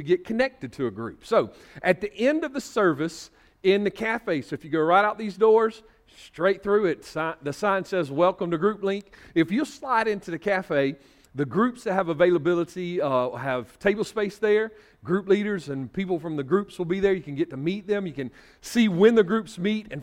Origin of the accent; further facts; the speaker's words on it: Northeast Georgia, United States; moved away; where I was from in Northeast Georgia